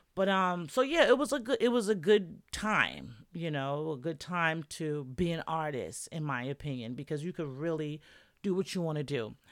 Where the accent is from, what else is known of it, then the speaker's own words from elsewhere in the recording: New York, United States; moved away; that's where I'm from. That's my hometown